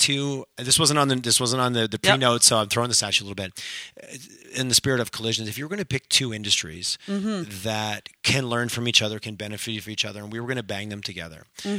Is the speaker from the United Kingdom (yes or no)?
no; Montreal, Quebec, Canada; moved away as an adult; now in Calgary, Canada; I grew up back east. People are like, oh, you can move back to Toronto, you move to Montreal. I'm like, I fell in love with Calgary. Like, I moved here 20 years ago, and about 10 years ago, I was back in Montreal